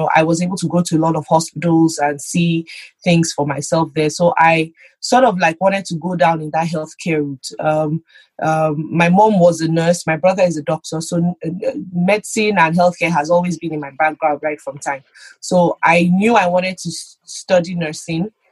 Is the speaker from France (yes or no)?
no; Lagos, Nigeria; moved away as an adult; now in Alberta, Canada; I grew up in Lagos